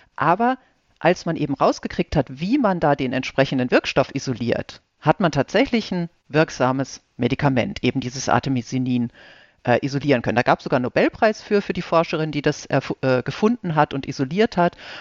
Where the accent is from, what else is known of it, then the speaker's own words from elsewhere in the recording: Ostwestfalen-Lippe, North Rhine-Westphalia, Germany; moved away as an adult; also born or lived in Regensburg; now in Heidelberg, Germany; Ich komme aus Ostwestfalen-Lippe gebürtig